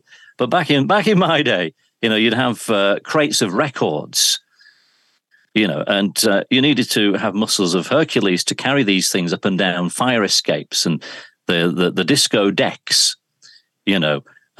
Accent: Oldham, North West England, United Kingdom; also born or lived in Shaw / Yorkshire; I was born in Oldham. So I'm from Oldham, across the Pennines, and of course spent a great deal of my broadcast life in Yorkshire.

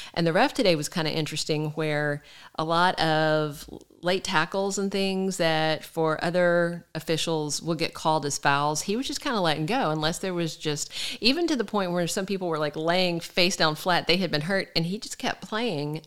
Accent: United States; me being American

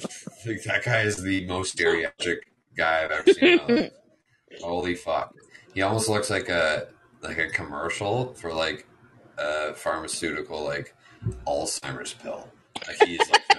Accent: Canada; I'm a Canadian

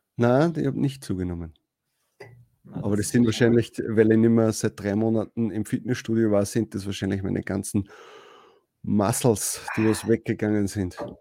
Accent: Austria; bei uns in Österreich

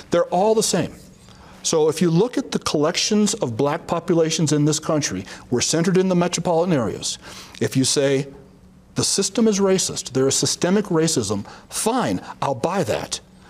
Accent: Chicago, Illinois, United States; also born or lived in San Francisco, California; now in Colorado, United States; Chicago, Illinois, my birthplace. I was born in Morgan Park, Illinois.

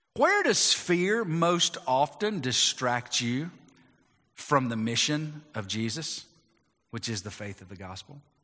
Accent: United States; as American Christians, we want to include our Christianity to what we are as Americans

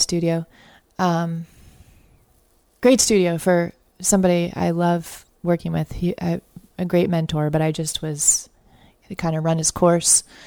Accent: Connecticut, United States; moved away as an adult; also born or lived in Boston; now in Austin, United States; I grew up in Connecticut and Boston

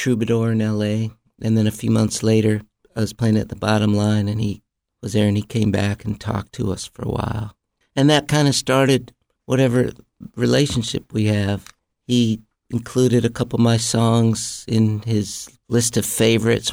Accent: Mount Vernon, Iowa, United States; moved away; also born or lived in Los Angeles; I grew up in a small town in Iowa called Mount Vernon, a little college town where my dad was a piano professor.

